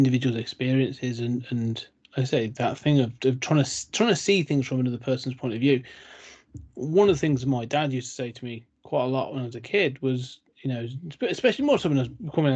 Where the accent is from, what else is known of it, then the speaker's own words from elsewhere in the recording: United Kingdom; I'm British